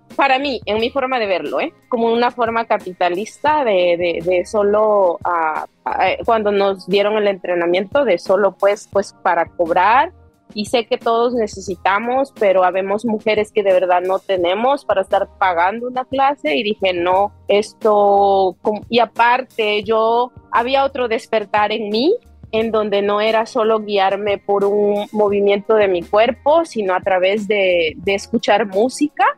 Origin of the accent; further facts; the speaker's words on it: Tlapanalá, Puebla, Mexico; moved away as an adult; also born or lived in Corona, Queens, New York; now in New York, United States; soy del, del, estado de Puebla, de un ranchito que se llama Astla y pertenece a Tlapanalá, azúcar de Matamoros, Puebla